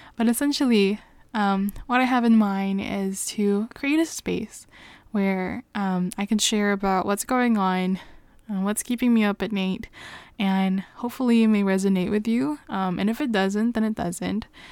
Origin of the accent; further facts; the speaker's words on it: Canada; I am Canadian